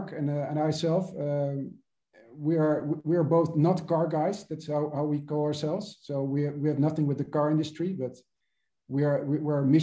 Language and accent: English; Venezuela; moved away; also born or lived in United States / Amsterdam; I was born and raised in Venezuela